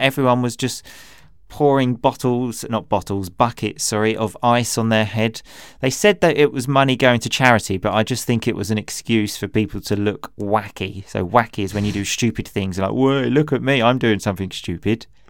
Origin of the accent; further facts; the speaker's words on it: Chelmsford, East of England, United Kingdom; I just love my hometown